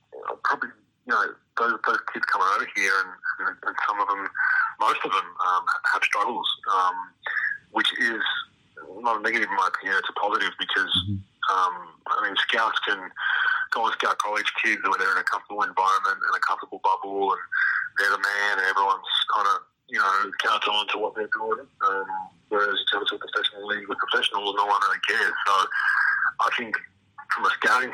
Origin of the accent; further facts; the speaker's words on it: Australia; moved away as an adult; when I grew up in Australia